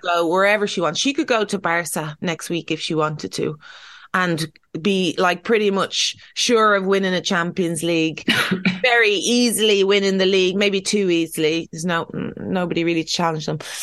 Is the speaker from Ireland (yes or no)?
yes; Ireland; we're Irish.